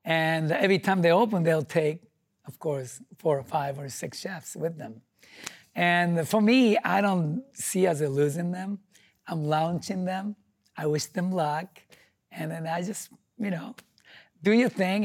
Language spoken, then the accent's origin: English; Japan; English is a second language; moved away as an adult; now in United States; I'm from Japan with nothing, no money, no English